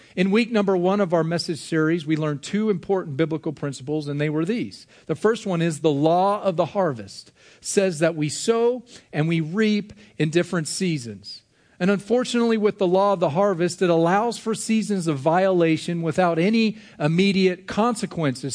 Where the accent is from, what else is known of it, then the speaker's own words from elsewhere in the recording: United States; As American individuals